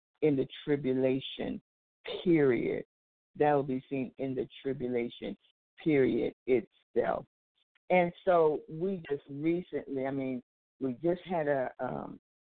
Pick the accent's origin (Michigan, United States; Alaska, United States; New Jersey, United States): Alaska, United States; Anchorage; also born or lived in California; now in Texas, United States; When I was a little girl, I grew up in Anchorage, Alaska, and I was in the big earthquake in 1964